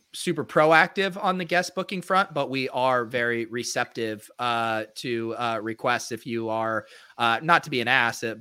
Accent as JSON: {"language": "English", "region": "Colorado", "country": "United States", "tie": "born or raised there", "also_born_or_lived": "San Diego", "moved": "yes", "said": "growing up in Colorado"}